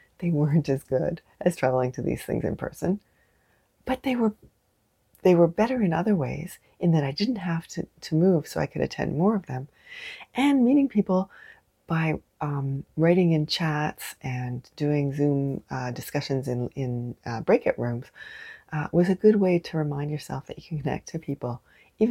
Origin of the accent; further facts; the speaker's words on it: Canada; I am unapologetically Canadian